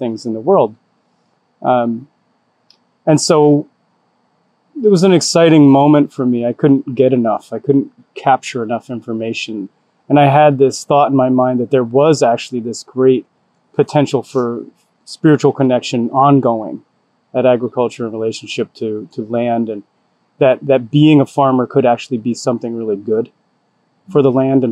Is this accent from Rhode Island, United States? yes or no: yes; Rhode Island, United States; moved away; I grew up in Rhode Island, on a small farm with my family